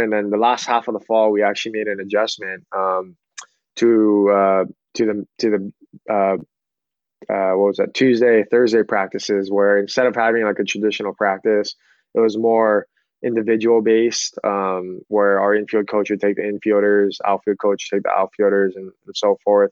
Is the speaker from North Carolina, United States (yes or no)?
no; Hawaii, United States; also born or lived in Sacramento / Menlo College; born and raised in Hawaii.